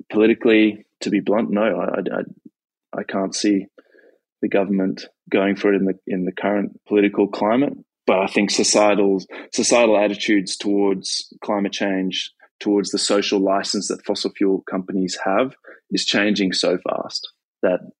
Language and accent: English; Australia; I was at uh, COP in Glasgow, and as an Australian, it was it was embarrassing to see the way we were acting on the world stage.